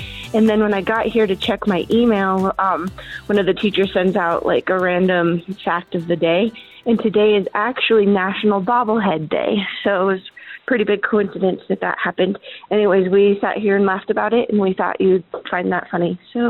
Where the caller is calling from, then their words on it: Colorado, United States; I'm calling from Colorado.